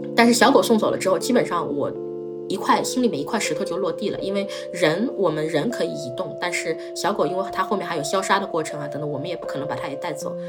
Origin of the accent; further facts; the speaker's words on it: Shanghai, China; 我是一个土生土长的上海人